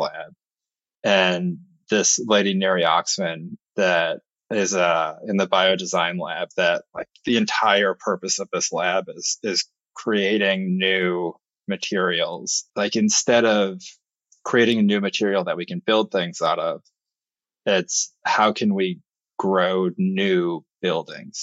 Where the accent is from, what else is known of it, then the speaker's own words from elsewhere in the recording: New York, United States; as a New Yorker